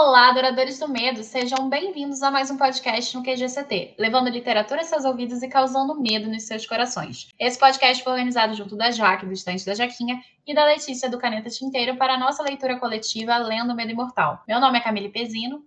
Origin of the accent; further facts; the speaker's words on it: Rio de Janeiro, Brazil; eu sou do Rio de Janeiro